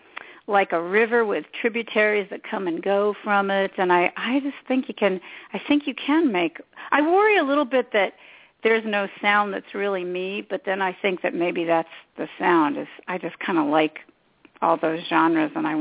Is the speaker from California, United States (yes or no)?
yes; Los Angeles, California, United States; I'm from Los Angeles